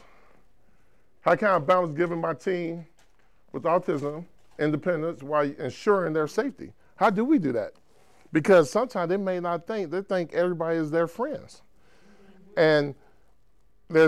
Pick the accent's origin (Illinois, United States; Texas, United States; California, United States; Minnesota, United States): Illinois, United States; Chicago; moved away as an adult; now in Spokane, United States; born and raised in Chicago, moved to Spokane a few years ago